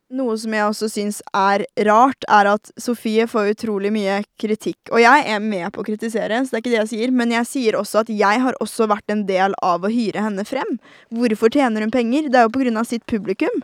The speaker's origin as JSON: {"language": "Norwegian", "country": "Norway", "said": "jeg er en norsk jente"}